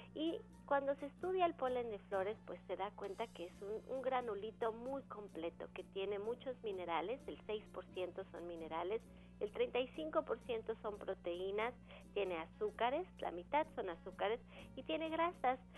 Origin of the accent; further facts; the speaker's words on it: Mexico; como mexicanos tendemos genéticamente a la predisposición a la diabetes